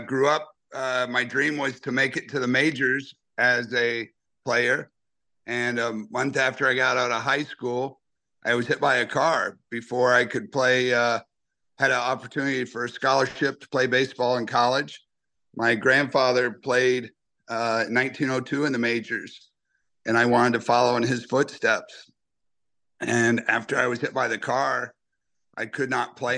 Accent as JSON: {"language": "English", "region": "Ohio", "country": "United States", "tie": "born or raised there", "also_born_or_lived": "Milwaukee", "moved": "as an adult", "lives_now": "Boston, United States", "said": "I grew up in Ohio"}